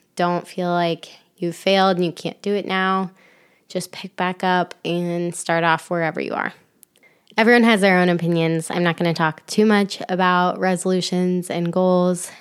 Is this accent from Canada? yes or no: no; Ohio, United States; moved away as an adult; also born or lived in Florida; now in Michigan, United States; I grew up in Ohio